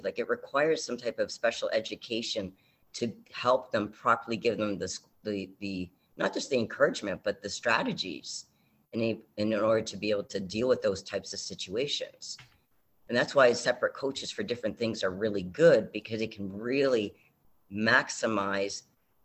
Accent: Canada; I'm from Canada

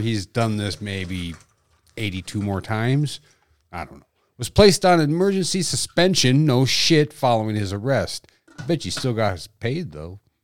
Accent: Dickinson, North Dakota, United States; It's my hometown

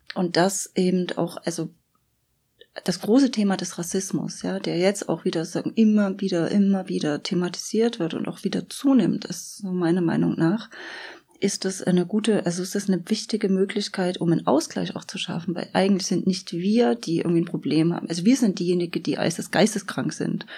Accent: Germany; ich aus der DDR komme

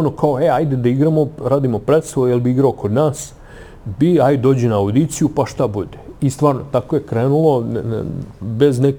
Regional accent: Kraljevo, Raška District, Serbia; opstanak pozorištu u mom rodnom gradu

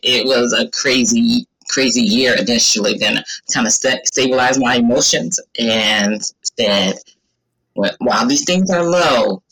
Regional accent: Flint, Michigan, United States; moved away as an adult; now in Maryland, United States; I was born in Flint, Michigan a long time ago, and I have been in Maryland longer than I've been in Michigan. So I lived there when I was 19

